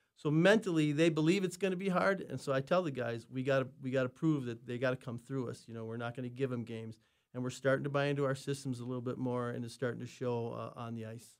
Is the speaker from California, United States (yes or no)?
no; Minnesota, United States; I'm from Minnesota